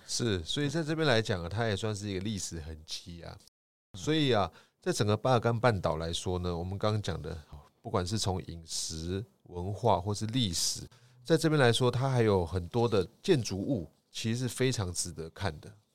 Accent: Taiwan; 就像我们台湾，哦，我们一定会讲中文嘛，对。台语嘛，还有台湾国语嘛

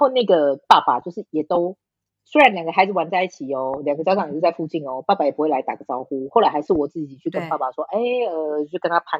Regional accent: Taiwan; now in France; 我不是中国人，我是台湾人。

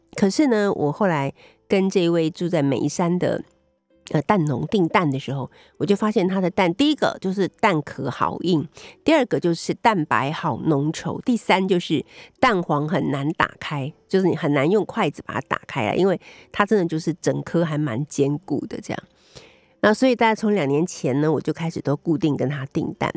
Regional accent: Taiwan; 我们台湾人

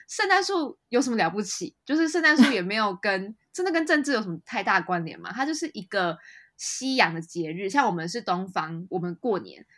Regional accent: Taiwan; 身为台湾人

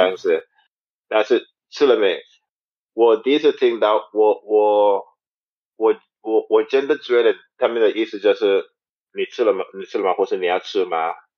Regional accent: St. Kitts & Nevis; Chinese is a second language; moved away as an adult; now in Taiwan; 因为我国家有，啊，亚洲人是当地人，对，还有嗯。白人也是当地人，有很多不同的人

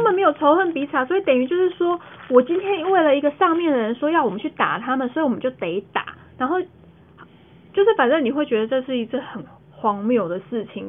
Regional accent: Taiwan; 我们是台湾人

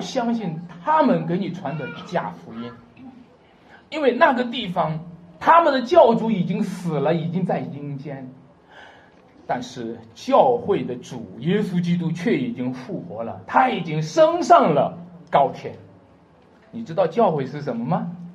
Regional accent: China; 我们中国人

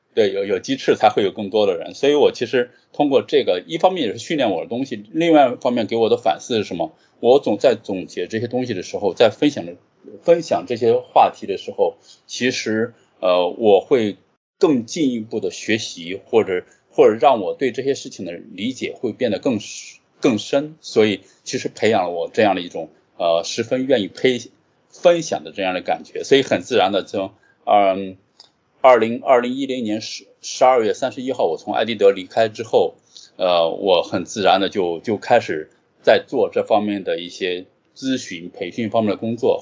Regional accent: Qingdao, Shandong, China; moved away as an adult; also born or lived in Jinan; 我其实是青岛人，然后从小时候一直在青岛长大，直到，直到上大学

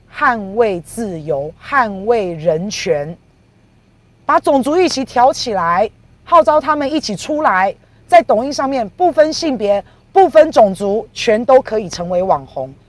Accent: Taiwan; 我们台湾人到大陆去工作

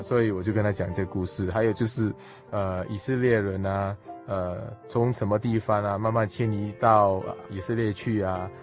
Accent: Singapore; moved away; 我是来自新加坡

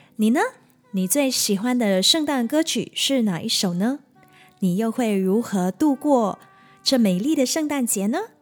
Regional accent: Kota Tinggi, Johor, Malaysia; 我的老家各大町邑这个小地方人数不多

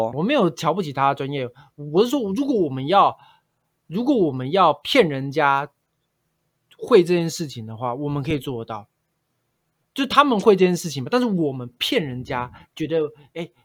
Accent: Taiwan; 我是在客家庄长大的啊

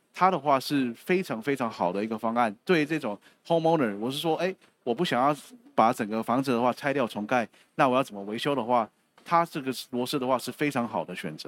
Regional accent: Taiwan; 我们台湾这边

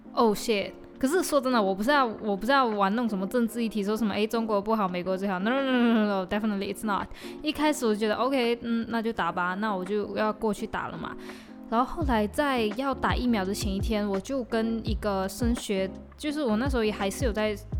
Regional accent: Malaysia; accent: Malaysian; 我的马来西亚腔

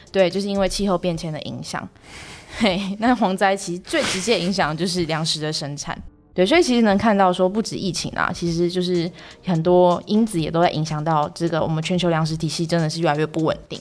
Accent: Taiwan; 我们土生土长的台湾人

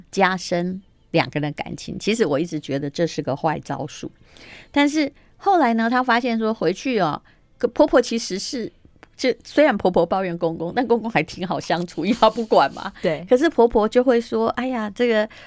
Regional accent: Taiwan; 身为台湾人

